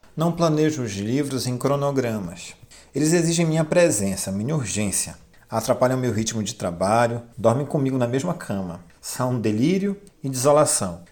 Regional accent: Castanhal, Pará, Brazil; Também sou de Castanhal.

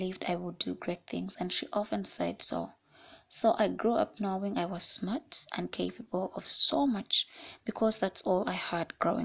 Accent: Kampala, Central Region, Uganda; I was born and raised in Kampala.

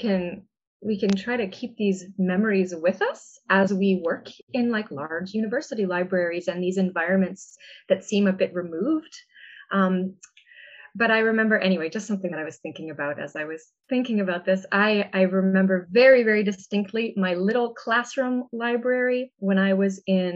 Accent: Massachusetts, United States; my public library growing up in Massachusetts

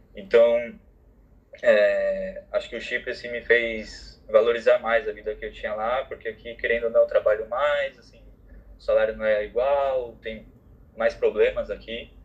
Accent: São Paulo, Brazil; moved away as an adult; also born or lived in Paphos, Cyprus / Barcelona, Spain / London, United Kingdom; Eu sou de São Paulo

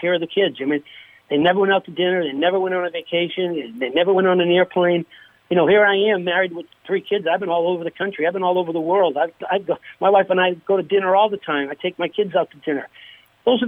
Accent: hometown with the Mike Eruzione Center, Massachusetts, United States; my daughter's three boys skate at the rink in my hometown. They skate at the Mike Ruzioni Center

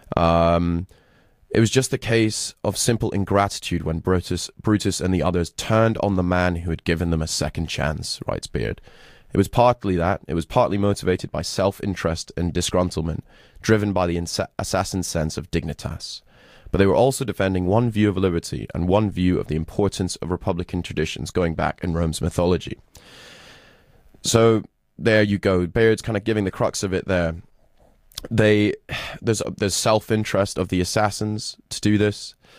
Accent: Scotland, United Kingdom; I'm Scottish

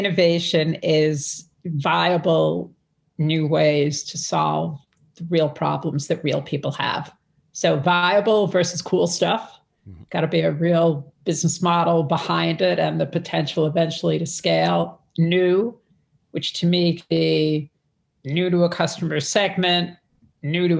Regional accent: New York City, New York, United States; I'm from Brooklyn. I'm one of five kids. So I grew up in a whole different, my dad was a pharmacist

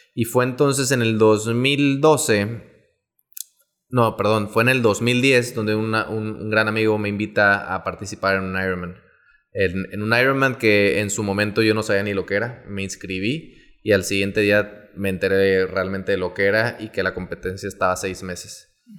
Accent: Veracruz, Mexico; moved away as an adult; now in Monterrey, Mexico; soy originario de Veracruz. Eh, yo llegué a Monterrey aproximadamente en el 2008

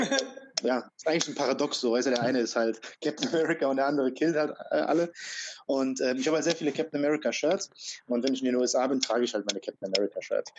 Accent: Frankfurt, Hesse, Germany; also born or lived in Croatia; Ich bin in Frankfurt halt groß geworden

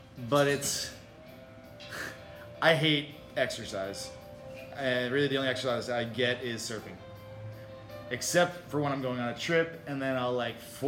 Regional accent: Long Island, New York, United States; now in Miami, United States; New York. New York. New York. Long Island, New York.

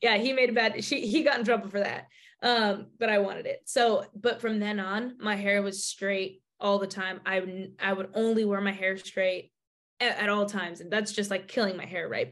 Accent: Bay Area, California, United States; I'm from the Bay Area

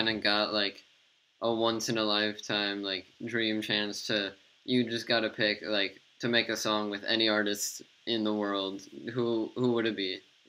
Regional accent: Los Angeles, California, United States; now in New York, United States; No, I'm from Los Angeles, from California.

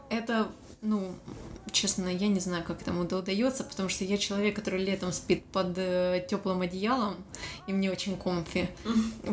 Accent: Dnipro, Dnipropetrovsk Oblast, Ukraine; moved away as an adult; now in Sydney, Australia; Украины, Днепропетровска.

